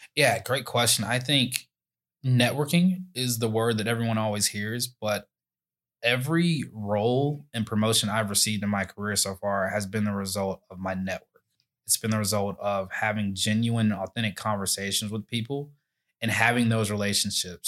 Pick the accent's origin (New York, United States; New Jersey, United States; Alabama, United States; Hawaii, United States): Alabama, United States; Alabaster; I grew up in Alabaster, Alabama